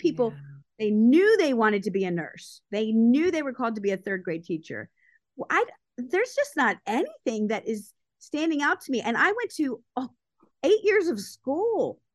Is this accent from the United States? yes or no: yes; Baltimore, Maryland, United States; I grew up in Baltimore, Maryland